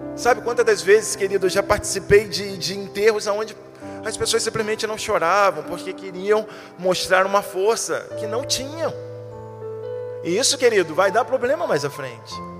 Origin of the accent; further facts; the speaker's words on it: Brazil; nós somos brasileiros